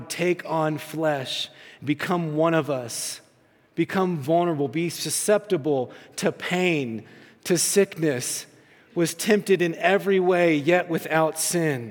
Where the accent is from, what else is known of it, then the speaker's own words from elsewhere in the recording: the South, United States; when I was growing up, growing up in the South, and I grew up in the church